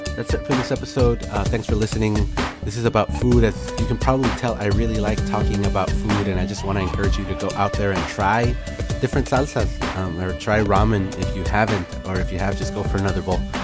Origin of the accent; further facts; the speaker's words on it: Dallas, Texas, United States; I'm from Dallas